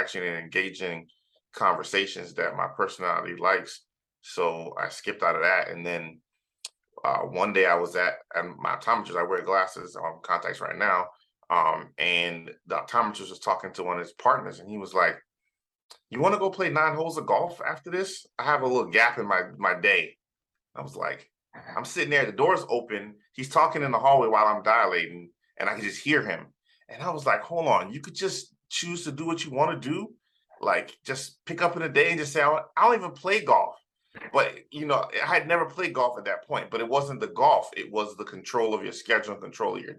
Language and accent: English; South Florida, United States; also born or lived in Trinidad, Trinidad and Tobago; I was born in Trinidad in the Caribbean. And then I grew up in South Florida